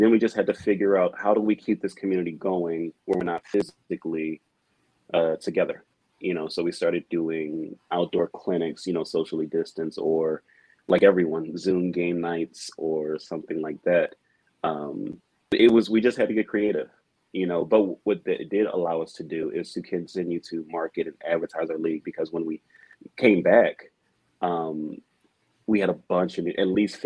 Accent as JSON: {"language": "English", "town": "Philadelphia", "region": "Pennsylvania", "country": "United States", "tie": "born or raised there", "said": "I grew up in Philly"}